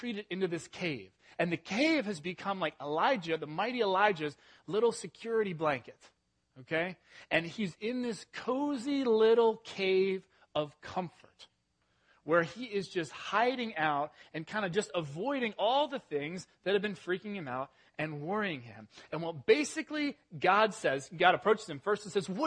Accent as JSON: {"language": "English", "region": "England", "country": "United Kingdom", "tie": "born or raised there", "moved": "yes", "said": "I was born in England, and I'm 100% British"}